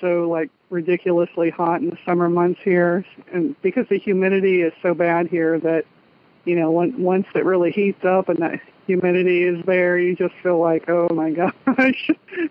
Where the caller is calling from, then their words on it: Central Florida, United States; I'm calling from the Central Florida area, out by Disney.